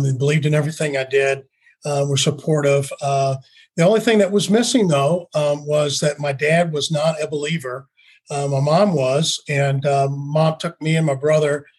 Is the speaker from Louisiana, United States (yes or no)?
yes; New Orleans, Louisiana, United States; I grew up in New Orleans.